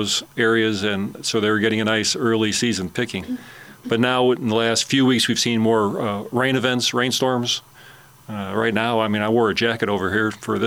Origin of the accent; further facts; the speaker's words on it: Chicago, Illinois, United States; now in Alabama, United States; I'm from Chicago originally, and my father had a big garden in the backyard